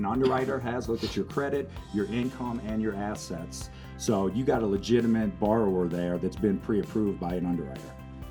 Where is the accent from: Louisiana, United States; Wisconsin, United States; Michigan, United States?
Louisiana, United States; New Orleans; now in St. Charles, United States; So I'm a transplant from New Orleans.